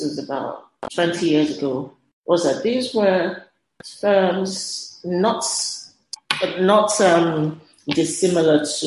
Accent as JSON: {"language": "English", "region": "Lagos", "country": "Nigeria", "tie": "born or raised there", "said": "Growing up in Lagos, I was kind of mandated to do a gap year"}